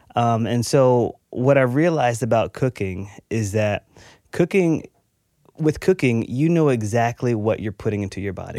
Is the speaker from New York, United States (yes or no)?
no; Texas, United States; I grew up in Texas.